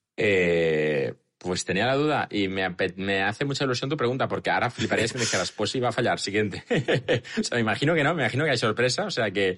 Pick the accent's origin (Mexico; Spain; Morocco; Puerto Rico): Spain; Catalonia; también somos catalanes